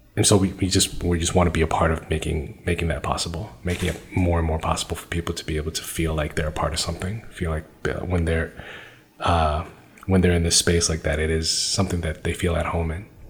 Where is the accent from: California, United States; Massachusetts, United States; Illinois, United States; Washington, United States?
Massachusetts, United States; Brookline; I grew up in Brookline, which is a great place to grow up in a lot of ways, super safe.